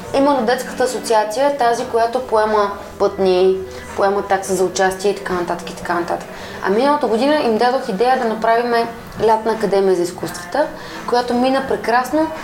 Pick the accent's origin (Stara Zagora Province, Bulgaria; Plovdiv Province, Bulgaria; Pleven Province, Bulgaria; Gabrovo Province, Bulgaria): Plovdiv Province, Bulgaria; Plovdiv; now in Sofia, Bulgaria; В Пловдив, моя роден град